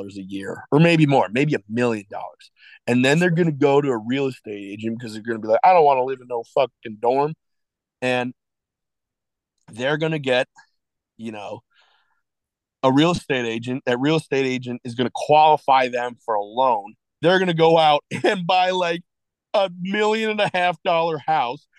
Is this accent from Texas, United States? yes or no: no; Illinois, United States; we're from Illinois